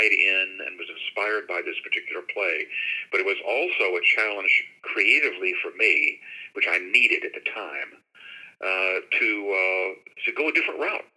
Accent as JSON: {"language": "English", "town": "Shreveport", "region": "Louisiana", "country": "United States", "tie": "born or raised there", "also_born_or_lived": "Dallas, Texas", "moved": "yes", "lives_now": "Jacksonville, United States", "said": "my hometown of Shreveport, Louisiana"}